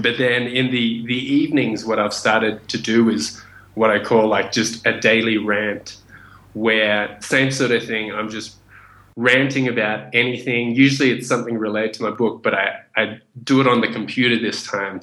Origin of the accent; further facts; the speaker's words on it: Australia; also born or lived in Vietnam / Indonesia; I was born in Vietnam. My family fled the country after the Vietnam War, and we made it to a refugee camp in Indonesia where we stayed for about one year. And from there, we got accepted into Australia. And I grew up in Australia